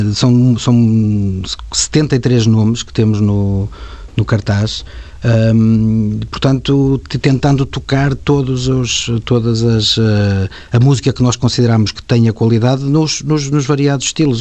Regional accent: Paredes de Coura, Norte, Portugal; eu que venho do campo, não é? de paredes de cor, que, que já fazemos paredes de cor há 25 anos, tantas e tantas vezes me sinto naquele parque como se estivesse na minha, na minha terra

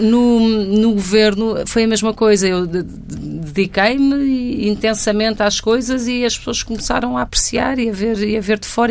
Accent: Lisbon, Portugal; vivo cá desde os nove meses e, portanto, sempre me reconheci, cresci e vivi em Lisboa

